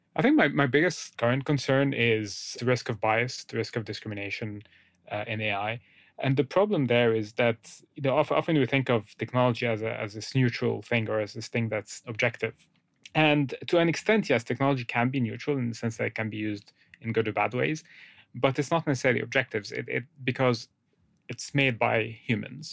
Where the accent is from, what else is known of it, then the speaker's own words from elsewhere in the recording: Egypt; moved away; I grew up in, in Egypt, uh, I'm from Egypt originally.